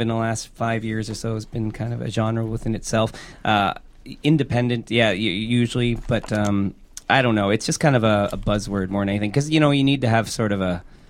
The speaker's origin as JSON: {"language": "English", "town": "Orillia", "region": "Ontario", "country": "Canada", "tie": "born or raised there", "moved": "yes", "lives_now": "Toronto, Canada", "said": "We're from the same town. We're both from Orillia."}